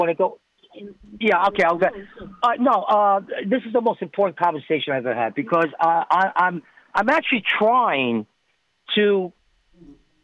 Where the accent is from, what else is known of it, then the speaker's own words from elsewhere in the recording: New York, United States; I'm from New York